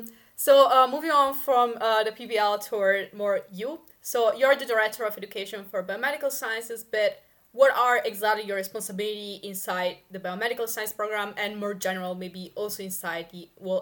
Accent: Italy; now in Netherlands; in my home country, like in Italy

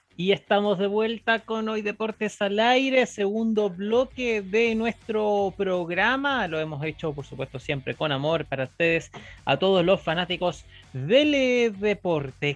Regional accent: Chile; nuestro país

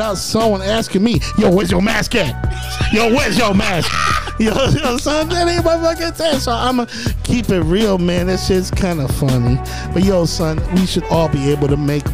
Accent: Cleveland, Ohio, United States; we from C-Town 216. I'm the kid from West 25th

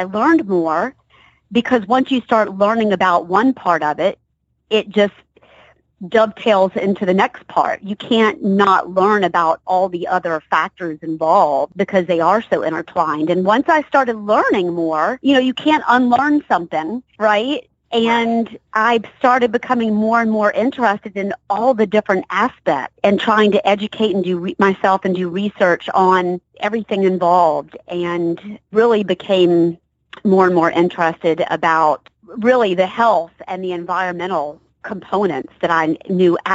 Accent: Savannah, Georgia, United States; also born or lived in Baltimore, Maryland; now in Atlanta, United States; I'm from Georgia. I grew up in Savannah, and I've been in and out of Atlanta. So I'm back home

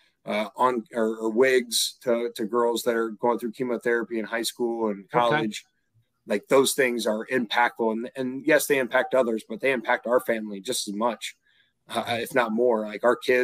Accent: Marysville, Ohio, United States; We're both from Marysville, Ohio, and Union County there. Both grew up together

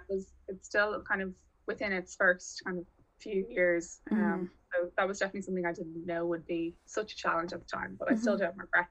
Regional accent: Dublin, Leinster, Ireland; I'm from Dublin

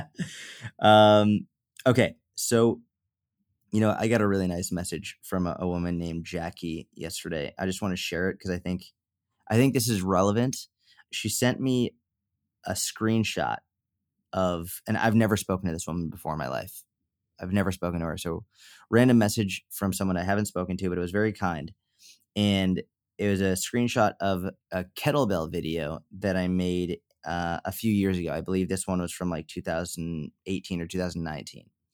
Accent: Northeast, United States; now in Dallas, United States; I grew up in the Northeast

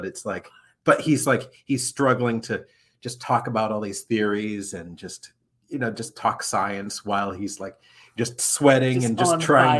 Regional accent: Anchorage, Alaska, United States; born there; almost 50 years ago, I was born in Anchorage, Alaska. My dad was in the Air Force, and my mom and dad were stationed at Elmendorf Air Force Base.

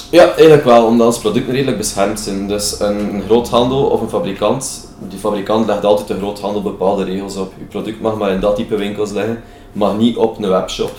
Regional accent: Belgium; als Belg

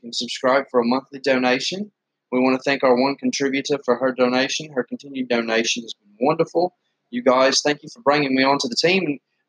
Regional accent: Blackpool, North West England, United Kingdom; moved away; The UK was just, it was horrible where I was from Blackpool. It rained all the time.

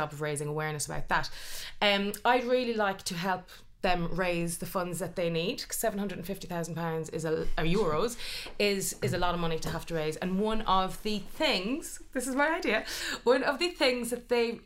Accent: Ireland; moved away; being Irish

